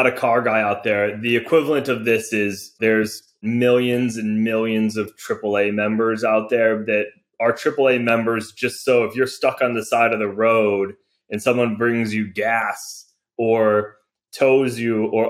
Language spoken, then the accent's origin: English; Michigan, United States; I grew up in Michigan, and there's a lot of car people in Michigan.